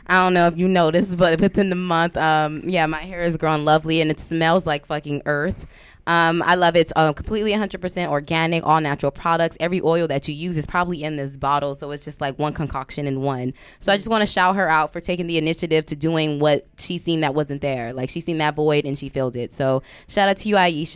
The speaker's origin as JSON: {"language": "English", "town": "Compton", "region": "California", "country": "United States", "moved": "as an adult", "said": "I'm from Compton, West Side"}